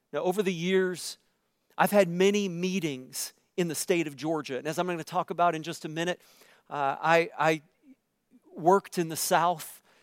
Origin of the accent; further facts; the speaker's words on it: Canada; if you are white like me, and I'm as, I'm as Canadian white as they come.